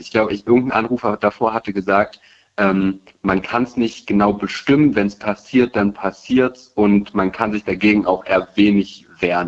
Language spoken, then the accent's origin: German; Berlin, Germany; also born or lived in Rhineland-Palatinate; Ich bin in Berlin geboren